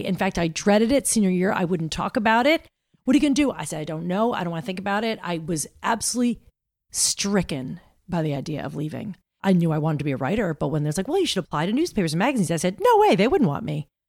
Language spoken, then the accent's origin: English; Roseland, New Jersey, United States; I grew up in New Jersey, a little town called Roseland.